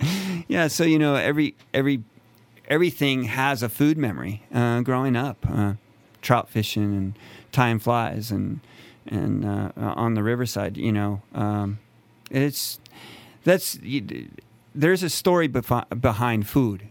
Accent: a town near Yosemite, California, United States; I'm from, um, a town near Yosemite. Uh, so I was born and raised here in California

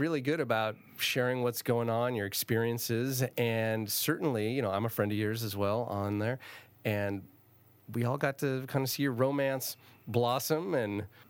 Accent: St. Helena, California, United States; I actually grew up, you know, growing up in St. Helena

